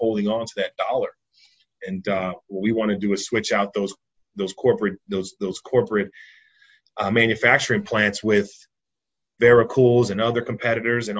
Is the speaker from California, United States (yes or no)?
yes; Richmond, California, United States; I'm from Richmond, California